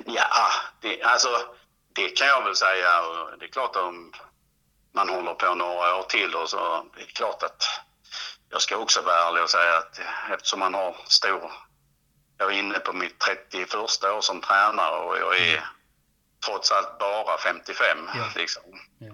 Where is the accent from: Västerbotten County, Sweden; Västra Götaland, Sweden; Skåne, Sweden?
Skåne, Sweden; Helsingborg area, northwestern; also born or lived in Perstorp / Klippan; Helsingborg, där jag är född och uppvuxen